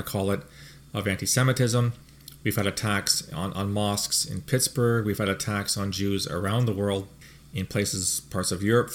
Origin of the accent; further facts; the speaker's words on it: Canada; Speaking as a Canadian